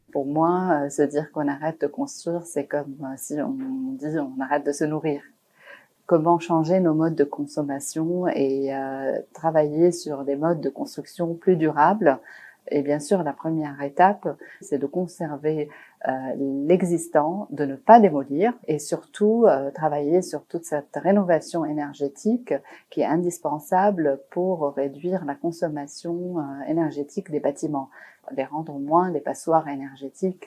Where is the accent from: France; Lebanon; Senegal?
Lebanon; Beirut, Beirut Governorate; j'ai grandi à Beyrouth, donc pendant la guerre